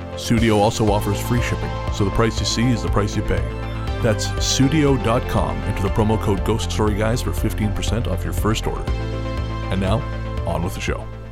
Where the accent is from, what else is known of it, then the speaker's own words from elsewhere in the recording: Yellowstone, Wyoming, United States; moved away; growing up in Yellowstone